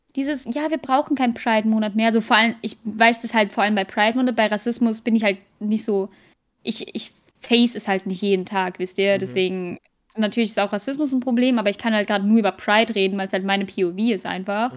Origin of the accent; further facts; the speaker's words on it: Germany; als Deutsche